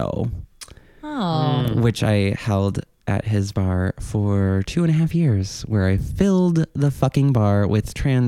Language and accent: English; Northern Illinois, United States; moved away as an adult; also born or lived in southern Minnesota / Germany; now in New York, United States; Moved to Northern Illinois when I was 10